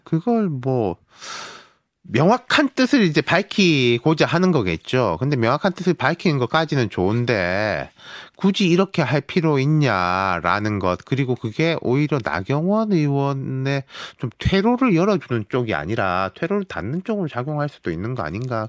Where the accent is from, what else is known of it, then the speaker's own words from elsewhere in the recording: Busan, South Korea; moved away; 저도 고향 갔다 왔거든요